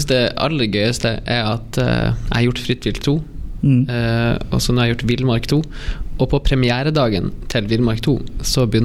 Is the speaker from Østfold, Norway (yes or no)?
yes; Østfold, Norway; Jeg er jo fra Østfold